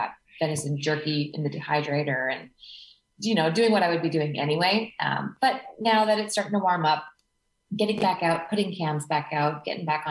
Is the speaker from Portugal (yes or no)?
no; Canada; moved away as an adult; now in Australia; I'm Canadian, but my husband's an Aussie.